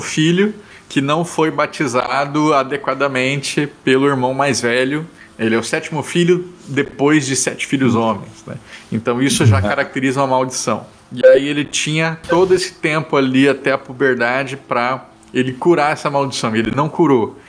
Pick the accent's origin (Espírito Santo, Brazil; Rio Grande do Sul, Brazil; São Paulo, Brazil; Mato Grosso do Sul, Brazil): Mato Grosso do Sul, Brazil; eu sou de Mato Grosso do Sul